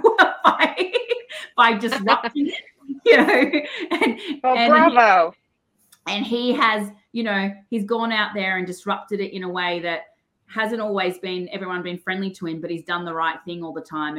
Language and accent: English; Australia; I'm your Australian dental hygienist